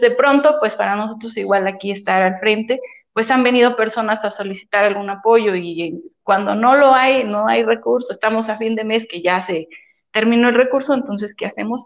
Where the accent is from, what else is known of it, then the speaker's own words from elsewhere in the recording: Los Garcías, Cañada Morelos, Puebla, Mexico; yo soy de la Junta Auxiliar de los Garcías